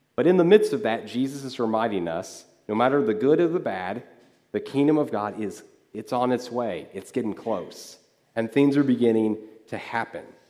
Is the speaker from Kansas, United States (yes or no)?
yes; Kansas, United States; moved away; I grew up in Kansas